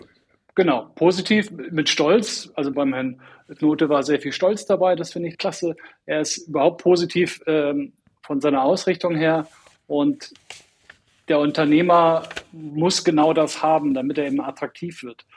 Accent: Northern Germany, Germany; moved away as an adult; now in Munich, Germany; ich bin ein Norddeutscher

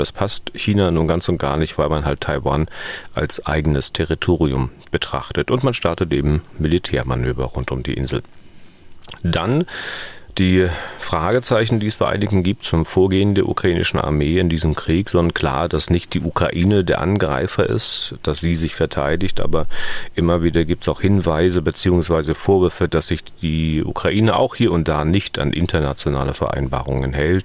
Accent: East Germany, Germany; ich in Ostdeutschland, in der DDR

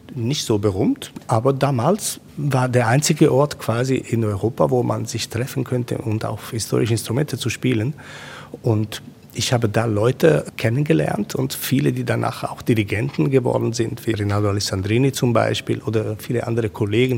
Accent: Rome, Lazio, Italy; German is a second language; moved away; Ich bin in Rom geboren. Ich, ich bin gewöhnt, zwischen diesen äh, alten Ruinen zu Hause zu sein

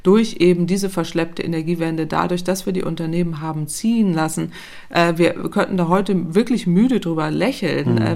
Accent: Northern Germany, Germany; ich komme aus Norddeutschland, da ist flaches Land

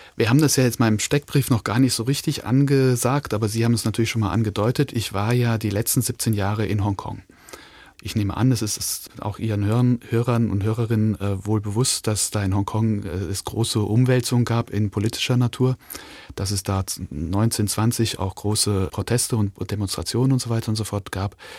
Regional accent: Linz, Upper Austria, Austria; also born or lived in Hong Kong; now in Weimar, Germany; geboren in Linz in Österreich

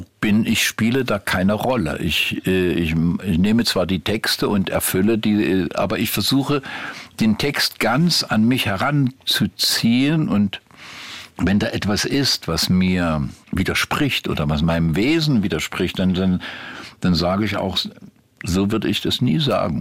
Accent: Meissen, Saxony, Germany; moved away; also born or lived in Grimma; Da wohnte ich ja als Kind erstmal in Meißen. Ja. Bin ja, habe meine ganze Kindheit in Meißen verbracht

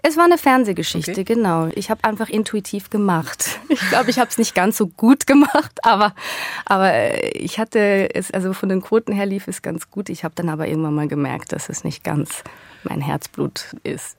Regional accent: Switzerland; accent: Swiss German; moved away as an adult; now in Berlin, Germany; Dann bin ich Schweizerin.

